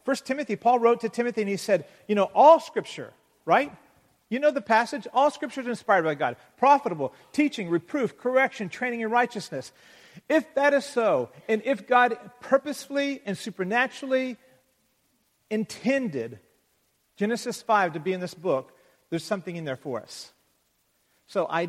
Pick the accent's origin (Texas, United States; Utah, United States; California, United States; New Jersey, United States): Texas, United States; Levelland; moved away; I was raised in Texas